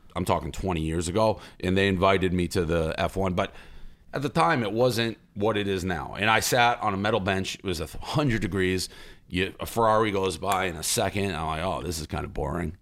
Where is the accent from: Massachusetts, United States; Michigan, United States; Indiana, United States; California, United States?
Massachusetts, United States; Boston; I'm from Boston